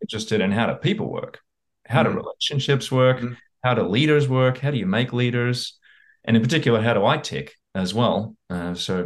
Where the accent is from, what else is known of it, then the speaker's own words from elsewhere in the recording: Australia; moved away as an adult; also born or lived in Houston, Texas, United States; now in United States; I grew up in Australia, but I happened to be born in America. I was born in Houston